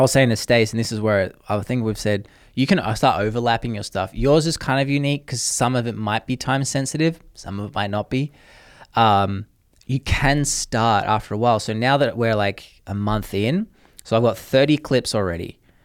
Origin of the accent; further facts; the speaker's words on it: Australia; moved away; I'm Australian